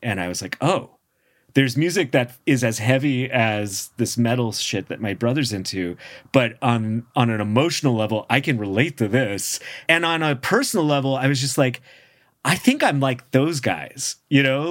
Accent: San Francisco, California, United States; as a kiddo growing up in San Francisco

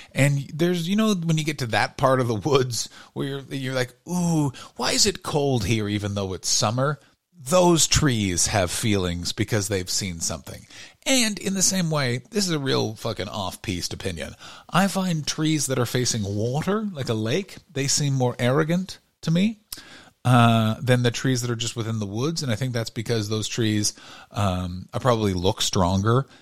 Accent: Canada; now in Los Angeles, United States; I grew up in Canada

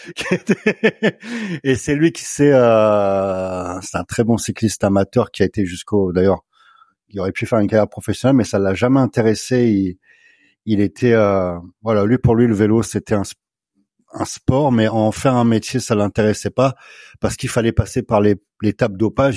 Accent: Somme, Picardy, Hauts-de-France, France; je suis originaire de la Somme, des Hauts-de-France, la Picardie, donc.

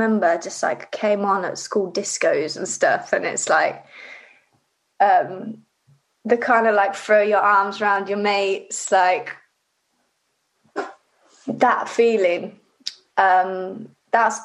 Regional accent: Rugby, West Midlands, United Kingdom; also born or lived in Livingston, Scotland; I grew up in Rugby.

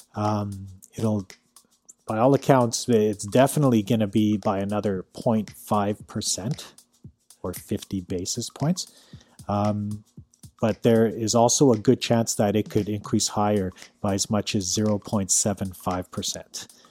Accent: Calgary, Alberta, Canada; now in North Vancouver, Canada; born and raised in Calgary, currently living in North Vancouver

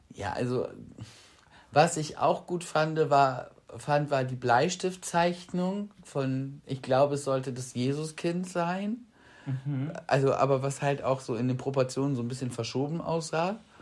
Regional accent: Bremen, Germany; wir kommen aus Bremen

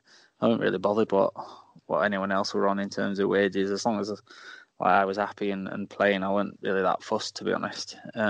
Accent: Doncaster, Yorkshire and the Humber, United Kingdom; I'm like, "Well, I'm from Doncaster," like.

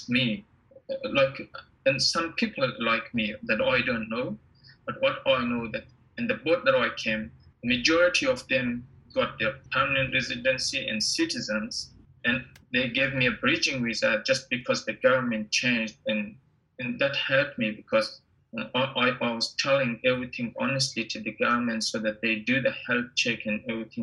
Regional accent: Afghanistan; moved away as an adult; also born or lived in Pakistan / Indonesia; now in Melbourne, Australia; I came from Afghanistan in 2012

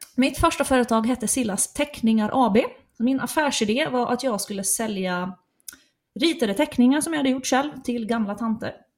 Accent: Ostrobothnia, Finland; first language Swedish; moved away; jag är uppvuxen i den svenskaste kommunen i hela Finland

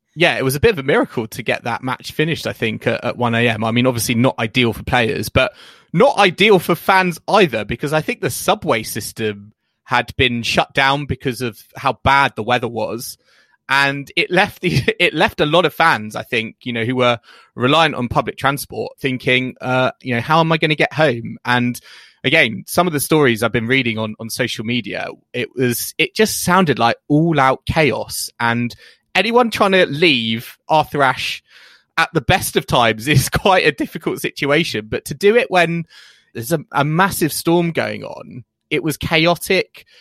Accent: United Kingdom; we're British

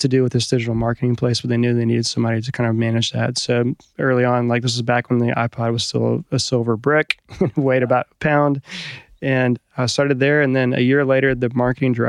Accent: New Orleans, Louisiana, United States; I grew up in New Orleans, so I had kind of a jazz culture background

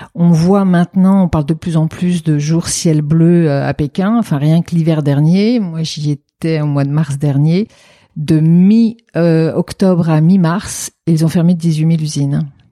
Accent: France; moved away; also born or lived in China; en tant que française

